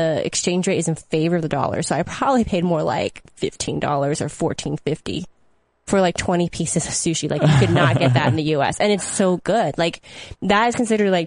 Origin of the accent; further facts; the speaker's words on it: Bay Area, California, United States; I grew up in the Bay Area, and I'm used to this weather